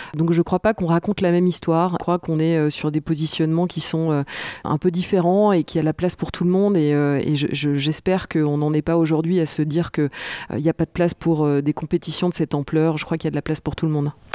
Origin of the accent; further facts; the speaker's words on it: Jura, Bourgogne-Franche-Comté, France; j'ai grandi, euh, j'ai grandi dans le Jura